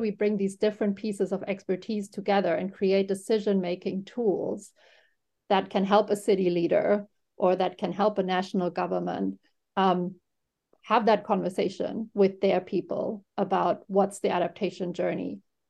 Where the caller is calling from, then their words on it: New York, United States; I'm calling in from New York